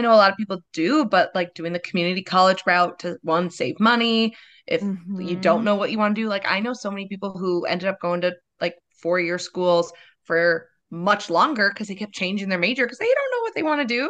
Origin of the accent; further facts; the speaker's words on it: Perry, Iowa, United States; Little small town, Perry, Iowa community theater.